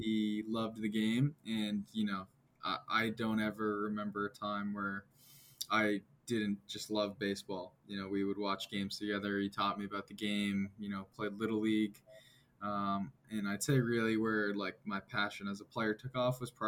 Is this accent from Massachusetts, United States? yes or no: yes; Hopkinton, Massachusetts, United States; I grew up around Babson in Hopkinton, Massachusetts, so about half hour west of Boston